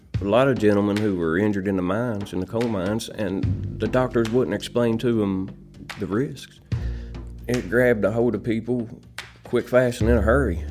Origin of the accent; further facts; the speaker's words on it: Cedar Grove, West Virginia, United States; I grew up in Cedar Grove. It's about 15 miles east of here.